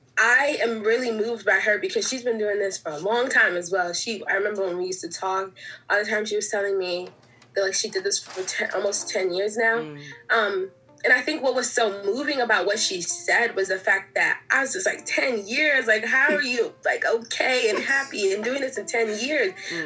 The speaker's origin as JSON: {"language": "English", "country": "Nigeria", "said": "Like, I mean, I came from Nigeria, so I'm Nigerian"}